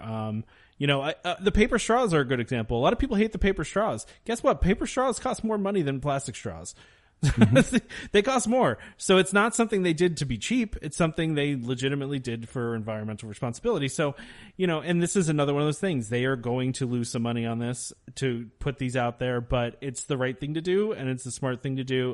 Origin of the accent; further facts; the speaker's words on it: United States; as an American